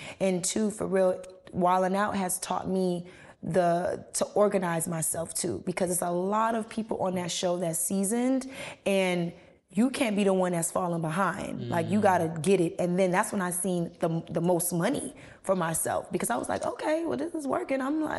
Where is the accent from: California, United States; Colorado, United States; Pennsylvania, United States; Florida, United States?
Florida, United States; Miami; I'm from Miami. So, you know, we got a locatata, corrata, barrocha. You know, so I'm picking from different areas.